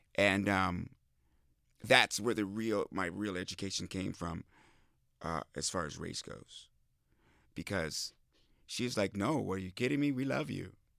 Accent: Midwest, United States; I grew up in the Midwest on farms and communes

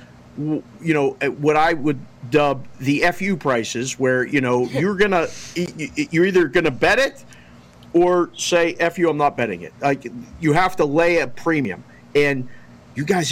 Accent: Pittsburgh, Pennsylvania, United States; I'm from Pittsburgh. That's Pittsburgh in the background

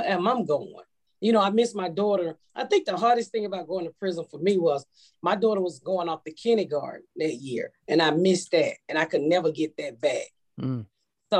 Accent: Atlanta, Georgia, United States; accent: Georgia accent; moved away as an adult; also born or lived in Indianapolis; I'm from Georgia. I'm from Atlanta.

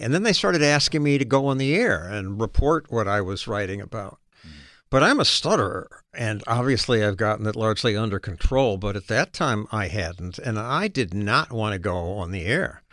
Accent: Chicago, Illinois, United States; moved away; also born or lived in Oregon / New York City; I was raised in Chicago.

